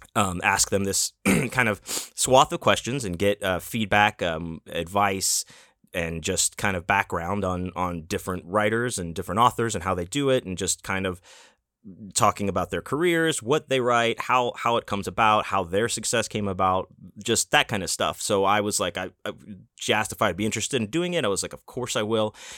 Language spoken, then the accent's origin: English; Houston, Texas, United States; now in Las Vegas, United States; I grew up in Houston, Texas